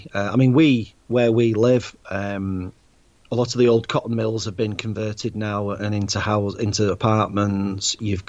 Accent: Swinton, North West England, United Kingdom; now in Bolton, United Kingdom; I'm originally from Manchester in England, a place called Swinton, and now in Bolton, which is 10 miles away, into Lancashire for about 15, 16 years, something like that. So I've not moved too far, but yep, north of England

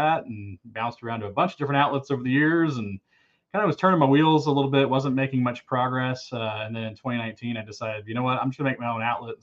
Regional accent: The Colony, Texas, United States; moved away as an adult; also born or lived in Carrollton, Texas / Fort Worth, Texas; I'm a native Texan. So I was born in Carrollton, Texas, was raised in the Colony, Texas, and lived in Fort Worth, Texas all the way up until 2021

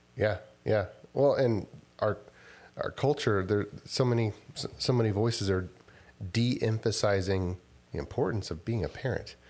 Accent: Rosenberg, Texas, United States; also born or lived in Houston / College Station / Austin; now in Spicewood, United States; I, uh, kinda grew up r-, around west of Su-, southwest of Sugarland in Rosenberg, Texas

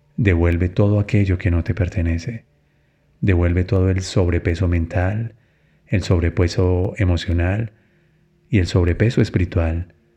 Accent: Colombia; en mi país, en Colombia

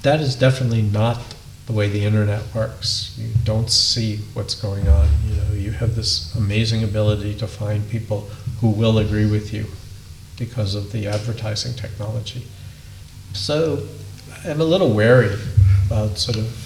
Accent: United States; I'm an American

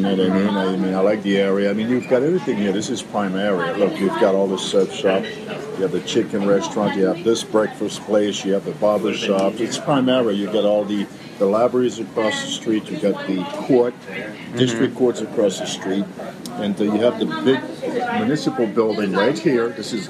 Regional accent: Côte d’Ivoire; moved away as an adult; now in Boston, United States; I was born in the Ivory Coast. I came in to actually finish my education here after my bachelor's overseas, and I actually, my family's from Rhode Island, originally.

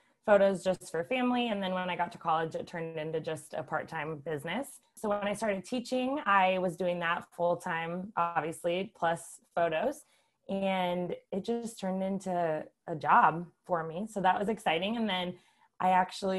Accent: Columbus, Nebraska, United States; moved away as an adult; now in Lincoln, United States; I'm originally from Columbus, Nebraska.

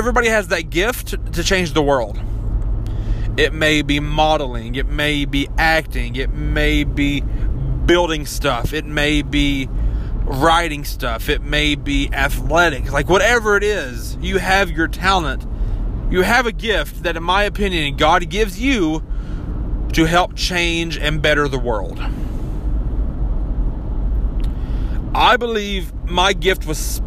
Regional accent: Kentucky, United States; accent: mountain; growing up in Kentucky, I already have that, you know, mountain fuck your sister kind of accent

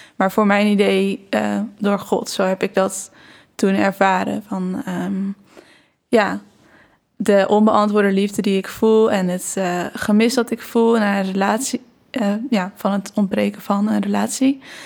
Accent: Barneveld, Gelderland, Netherlands; ik ben opgegroeid in Barneveld

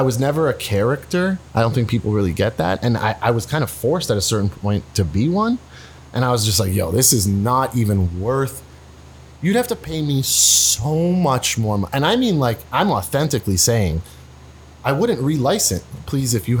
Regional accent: Canada; me as the Canadian guy

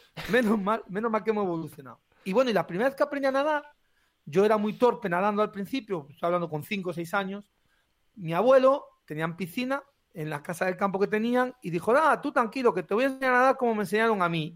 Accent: Carracedelo, Castile and León, Spain; yo soy de Carracedel, un pueblo del Bierzo, pequeñito

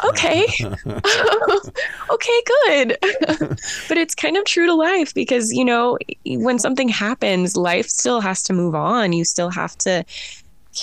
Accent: United States; does this make sense to you as an American?

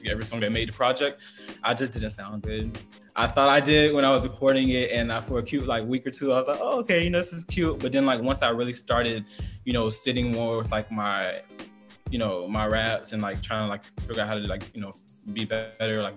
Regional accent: the South, United States; I'm from the South

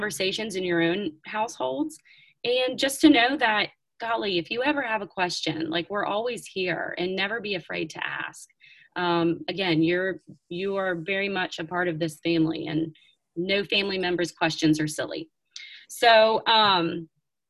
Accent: the South, United States; I grew up in the South

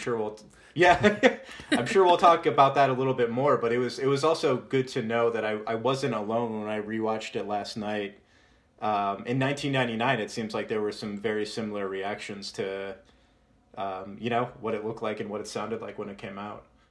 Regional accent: Moscow, Pennsylvania, United States; my hometown of Moscow, Pennsylvania

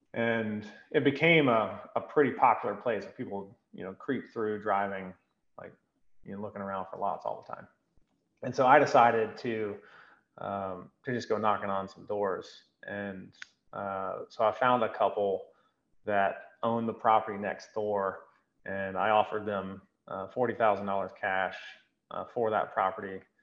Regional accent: Greenville, South Carolina, United States; I'm from Greenville

